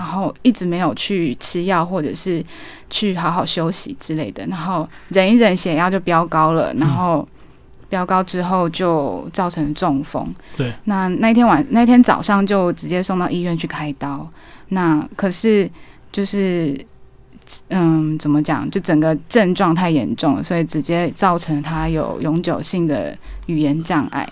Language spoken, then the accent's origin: Chinese; Taiwan; also born or lived in Hualien, Taiwan / Chiayi, Taiwan / United Kingdom; 我是从小在花莲和嘉义长大的小孩，就是嗯。我的爸爸是花莲人，然后妈妈是嘉义人